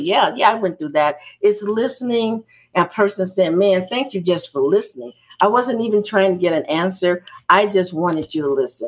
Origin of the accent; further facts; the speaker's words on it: Chicago, Illinois, United States; I was raised in the Cabrini Green Projects